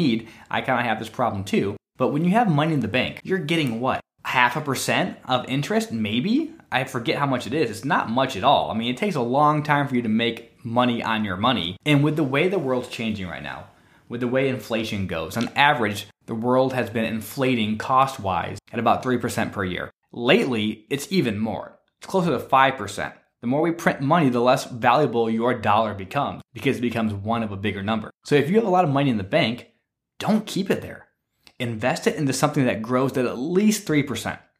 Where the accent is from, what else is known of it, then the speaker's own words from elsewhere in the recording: Michigan, United States; moved away; my home state of Michigan